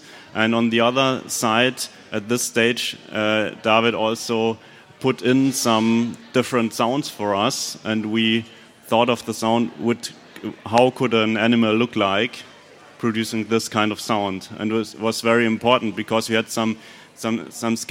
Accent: Munich, Bavaria, Germany; also born or lived in Berlin; I'm from Munich, but I moved to Berlin for a few months to do that together with Robert

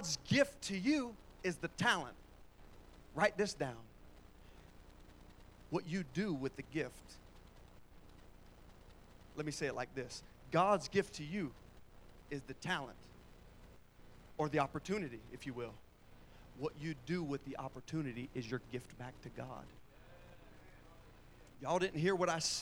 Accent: Pine Hills, Florida, United States; moved away; I was born in Pine Hills

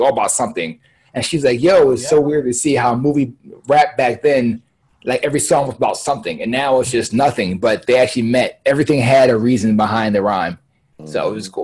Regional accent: Philadelphia, Pennsylvania, United States; I'm from Philly

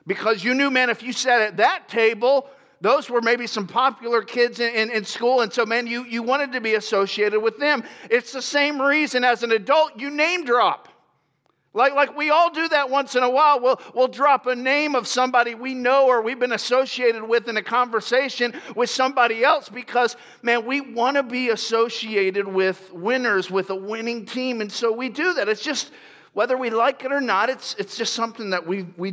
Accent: Lakeland, Florida, United States; also born or lived in Grand Rapids, Michigan; now in California, United States; I was born in Grand Rapids, Michigan, and when I was 5 years old, my dad moved us to Florida, and we moved to a city called Lakeland, Florida

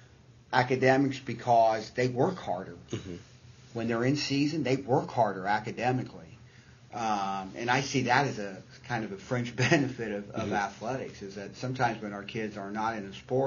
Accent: Southern Indiana, United States; I'm a huge Cincinnati Reds fan because I grew up in Southern Indiana

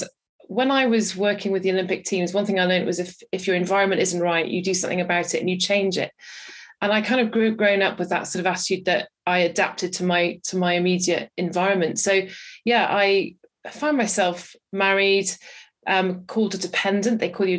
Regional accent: Wales, United Kingdom; So I am from Wales and don't have much of a Welsh accent anymore.

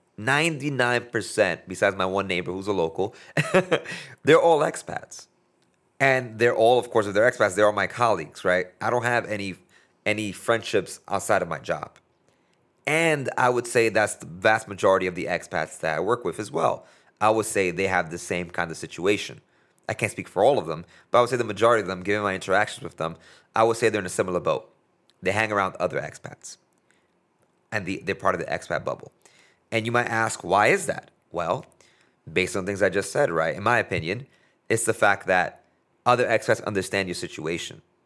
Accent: United States; here I am as a, as a American, but that is, has a, a Latino heritage

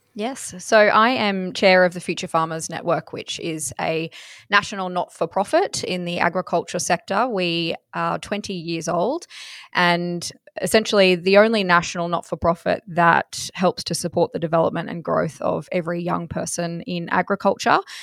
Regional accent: Toogoolawah, Queensland, Australia; I'm from Cresbrook Station in Toogoolawa, which is in southeast Queensland

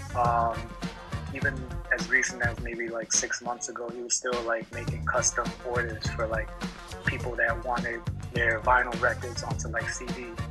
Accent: New York City, New York, United States; growing up in New York

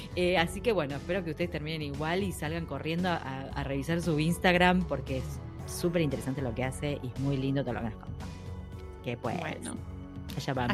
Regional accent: Buenos Aires, Argentina; now in Spain; yo soy muy porteña

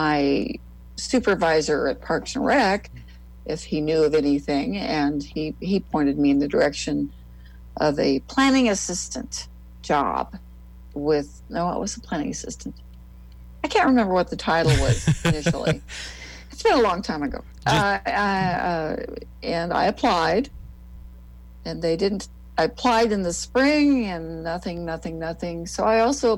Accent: near Stuart, north central Nebraska, United States; also born or lived in Lincoln, Nebraska; I Nebraskan, born and bred. I was born, went to grade school, junior high. Well, we didn't have junior high. It was grade school and high school in north central Nebraska near Stewart, Nebraska

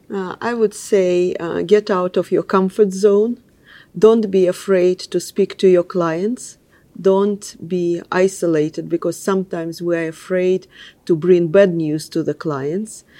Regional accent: Moscow, Russia; English is a second language; moved away as an adult; also born or lived in London; I grew up in Russia

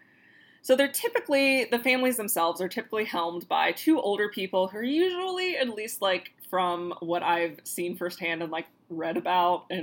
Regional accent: Florida, United States; we're from Florida

